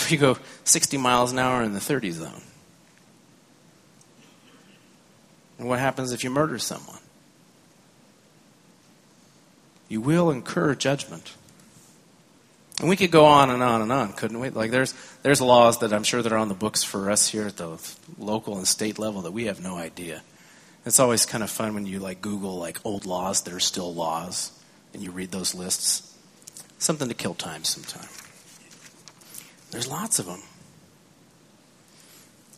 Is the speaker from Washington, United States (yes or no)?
no; California, United States; I grew up in California. I learned to drive in California.